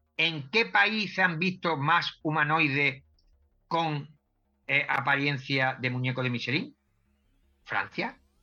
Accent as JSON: {"language": "Spanish", "town": "Cádiz", "region": "Andalusia", "country": "Spain", "said": "yo soy de, de Cádiz, de una zona de aquí de, España"}